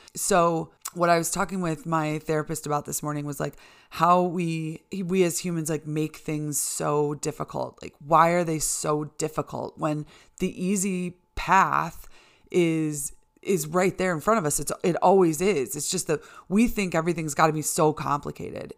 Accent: Chicago, Illinois, United States; moved away as an adult; now in Boise, United States; I'm from Chicago, uh, you know, born and raised in the Chicago suburbs and lived in the city for almost ten years

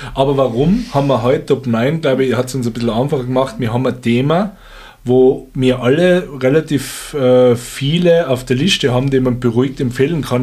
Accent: Stubai Valley, Tyrol, Austria; in meiner alten Heimat im Stubaital

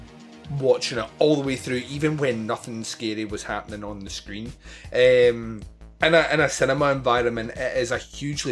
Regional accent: Scotland, United Kingdom; I'm Scottish

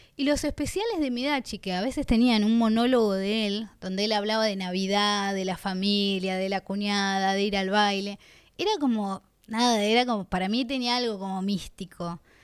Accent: Bahía Blanca, Buenos Aires Province, Argentina; yo soy de Bahía Blanca, una ciudad chica

